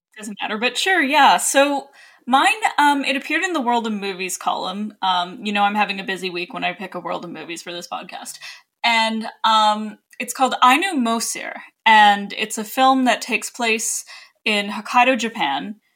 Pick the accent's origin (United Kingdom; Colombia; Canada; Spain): Canada; as a Canadian